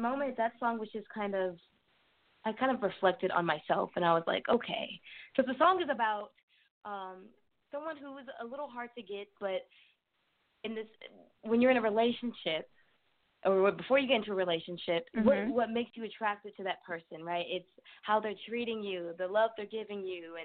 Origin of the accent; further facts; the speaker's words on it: San Antonio, Texas, United States; I was born and raised in San Antonio, Texas